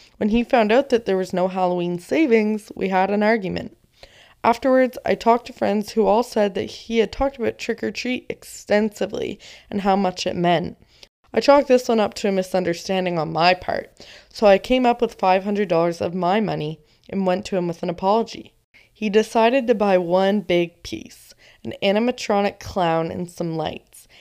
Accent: Canada; I'm also Canadian

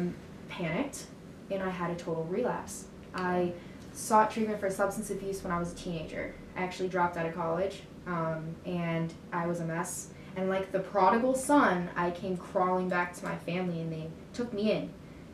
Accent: Colombia; born there; I'm an immigrant myself. Like, I was born in Colombia, so was my brother. We were adopted from there.

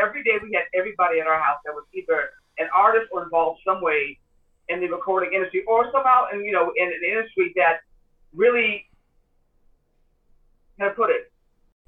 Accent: Los Angeles, California, United States; also born or lived in Dallas, Texas; So I was raised in Los Angeles. However, I was born in Dallas, Texas.

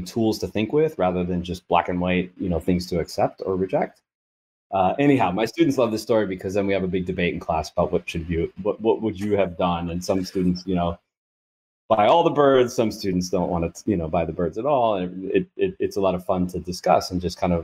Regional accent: United States; I'm an American in Thailand.

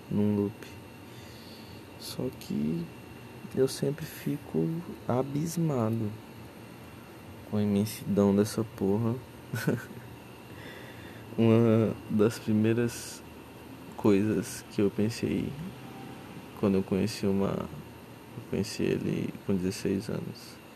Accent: Rio Branco, Acre, Brazil; Eu, eu, eu sou do Acre, mas não, não que. Rio Branco é uma cidade que nem todas as outras, né?

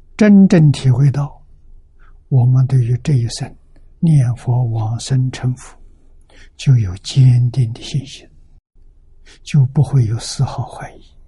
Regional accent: China; 我们中国人

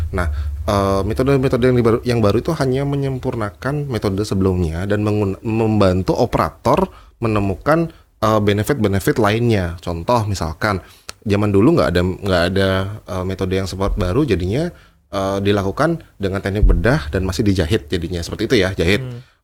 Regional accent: Bali, Indonesia; saya senang ya sama ton kita orang Bali

